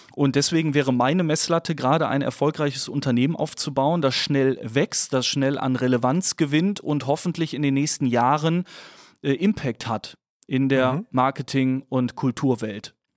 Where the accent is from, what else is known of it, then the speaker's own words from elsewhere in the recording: Dormagen, North Rhine-Westphalia, Germany; geboren in Dormagen zwischen Köln und Düsseldorf, ähm, tendierte aber immer deutlich mehr zu Köln, deswegen auch großer Fan des ersten FC Köln ganz wichtig. Ähm, bin dort ähm, aufgewachsen